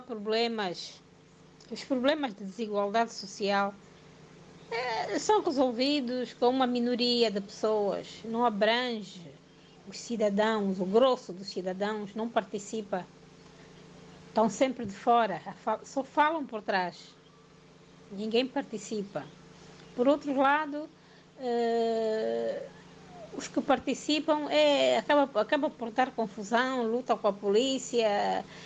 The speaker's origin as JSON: {"language": "Portuguese", "country": "Angola", "moved": "yes", "lives_now": "Lisbon, Portugal", "said": "Angola, que é a minha terra"}